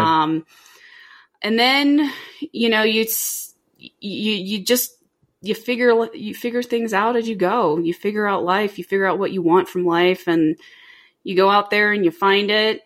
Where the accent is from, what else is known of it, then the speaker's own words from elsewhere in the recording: Orlando, Florida, United States; I grew up in Orlando